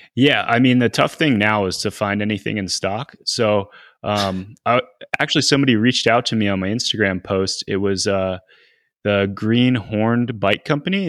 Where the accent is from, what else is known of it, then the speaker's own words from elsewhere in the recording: Northeast, United States; growing up in the Northeast